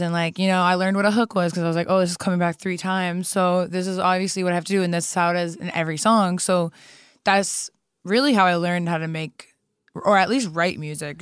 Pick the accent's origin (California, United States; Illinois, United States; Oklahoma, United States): Illinois, United States; Streamwood; moved away as an adult; also born or lived in Germany / Kosovo / Chicago; now in Los Angeles, United States; I was raised in Chicago since I was, like, five years old